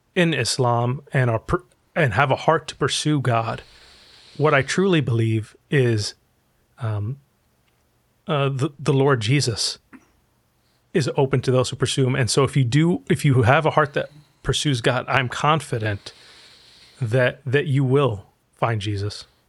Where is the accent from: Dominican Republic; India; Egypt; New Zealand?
Egypt; now in United States; I'm originally from Egypt, and I grew up in a Muslim family